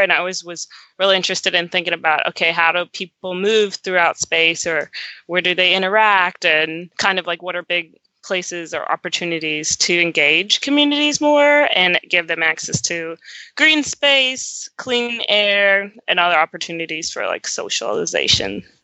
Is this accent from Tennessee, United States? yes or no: no; Roanoke, Virginia, United States; also born or lived in New Jersey; I was born in New Jersey, but I grew up my whole life in Southwest Virginia, a little town called Roanoke